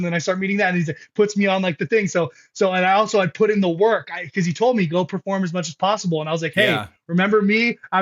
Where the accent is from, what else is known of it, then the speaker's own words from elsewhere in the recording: Lake Elsinore, California, United States; I'm from Lake Elsinore